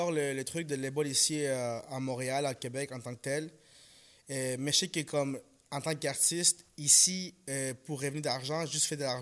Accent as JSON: {"language": "French", "country": "Ecuador", "lives_now": "Canada", "said": "Je dis même pas mon pays d'origine. Moi, je viens de l'Équateur. Mais chaque fois qu'on me demande, tu viens d'où Je viens du Canada."}